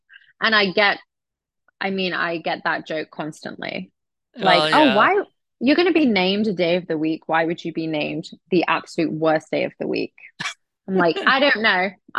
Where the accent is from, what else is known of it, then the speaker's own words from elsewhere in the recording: Oxford, South East England, United Kingdom; moved away as an adult; also born or lived in Florida; now in Southern Indiana, United States; I have lived here for almost 7 years. So I'm from Oxford, very close to London. And I moved here early 2017. And before I moved here, I was kind of back and forth to Florida.